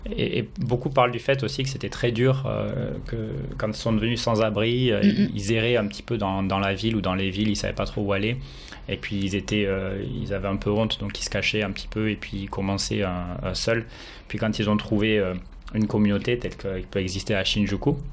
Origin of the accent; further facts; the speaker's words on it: France; now in Tokyo, Japan; je suis français